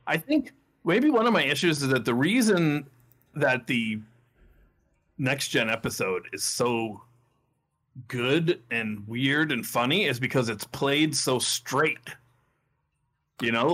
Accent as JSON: {"language": "English", "town": "Saugus", "region": "Massachusetts", "country": "United States", "tie": "born or raised there", "said": "I am from Saugus, Massachusetts"}